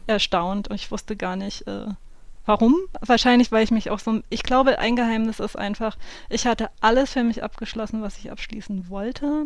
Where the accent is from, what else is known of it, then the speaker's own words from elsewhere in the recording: southern Hesse, Germany; wo ich aufgewachsen bin, in Südhessen